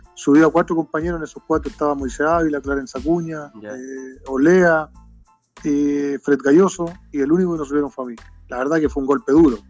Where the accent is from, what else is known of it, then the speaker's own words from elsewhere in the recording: Rancagua, O'Higgins, Chile; nosotros somos nacidos y criados acá en Rancagua